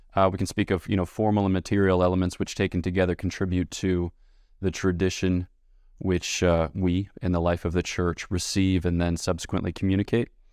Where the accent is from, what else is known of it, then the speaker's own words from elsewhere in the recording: United States; I'm American